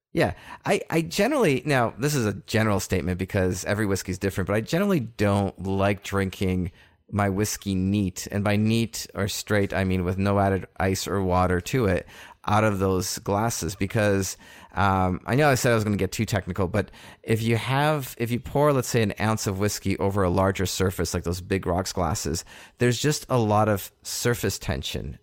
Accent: Canada; being Canadian here

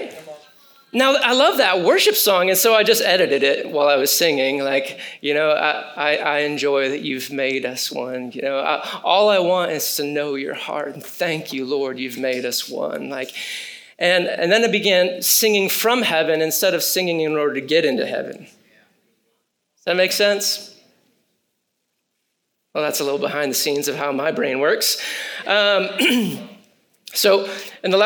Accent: Michigan, United States; I grew up in Michigan

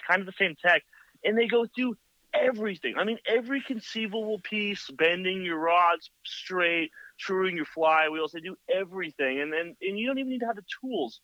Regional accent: Hayward, California, United States; now in Santa Cruz, United States; I grew up in like Hayward area

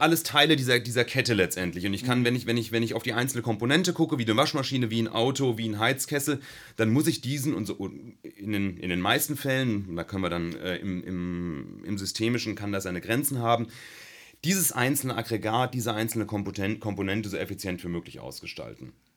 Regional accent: Rhine-Main area, Germany; moved away as an adult; also born or lived in Darmstadt; now in Karlsruhe, Germany; Ich komme aus dem Rhein-Main-Gebiet

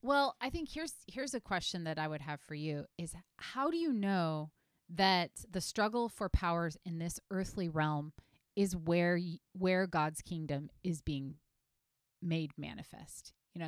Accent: United States; as an American citizen

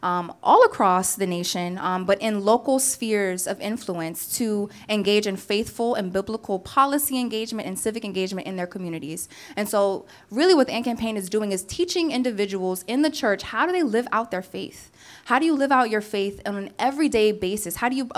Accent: Washington, District of Columbia, United States; also born or lived in Atlanta, Georgia; now in South Florida, United States; I came to South Florida about almost 3 years ago by way of Atlanta, Georgia. I'm originally from Washington, D.C., as Pastor Matt just said.

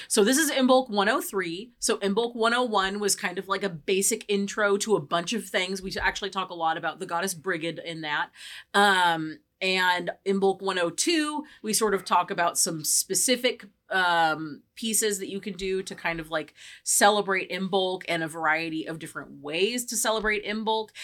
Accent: California, United States; we are from the West Coast. We are from California

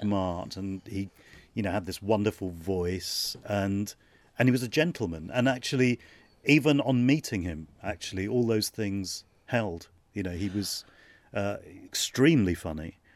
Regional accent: London, United Kingdom; I was born in London

